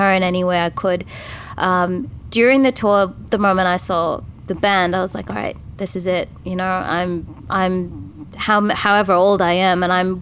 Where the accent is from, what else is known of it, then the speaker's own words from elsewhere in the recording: Tamil Nadu, India; also born or lived in Sydney, Australia; now in Australia; I'm from Tamil Nadu, and we're like super conservative and super traditional